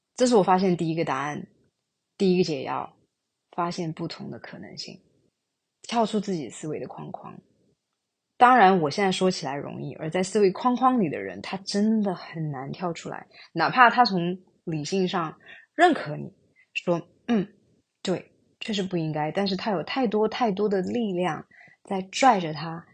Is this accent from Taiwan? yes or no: no; China; moved away as an adult; also born or lived in Singapore; 我自己本身出生在中国大陆，高中毕业之后去新加坡留学